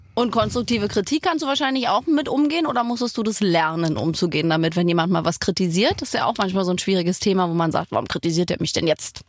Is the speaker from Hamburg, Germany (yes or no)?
no; Berlin, Germany; also born or lived in Brandenburg; ich bin also in Berlin zwar geboren, aber ich war ganz viel immer in Brandenburg bei meinen Großeltern